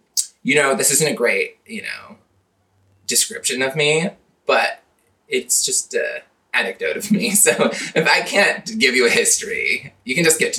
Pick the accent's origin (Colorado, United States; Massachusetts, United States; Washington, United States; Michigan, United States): Washington, United States; Lynden; moved away as an adult; also born or lived in San Diego, California; Located in Linden, Washington, my hometown. It's fun, rural. Well, fun might be a stretch, but like, it's a nice place.